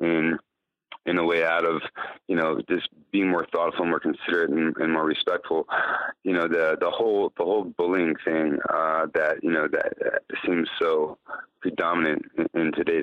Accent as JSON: {"language": "English", "town": "York", "region": "Pennsylvania", "country": "United States", "tie": "born or raised there", "also_born_or_lived": "Washington, D.C. area / Virginia / Bethesda, Maryland / Miami Beach, Florida", "moved": "as an adult", "lives_now": "Chicago, United States", "said": "I grew up in York, Pennsylvania."}